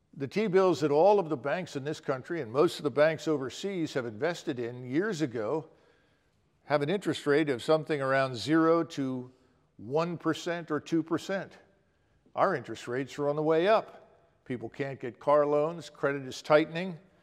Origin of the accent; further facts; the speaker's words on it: Philadelphia, Pennsylvania, United States; I grew up in North Philadelphia